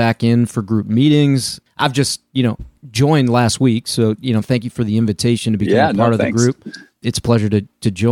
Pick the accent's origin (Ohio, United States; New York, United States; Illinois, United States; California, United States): Illinois, United States; also born or lived in Denver area, Colorado; my hometown here in Illinois